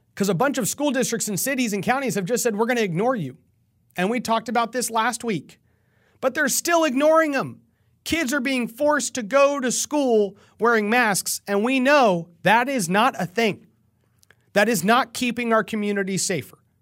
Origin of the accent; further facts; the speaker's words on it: Texas, United States; also born or lived in San Antonio; I am a Texan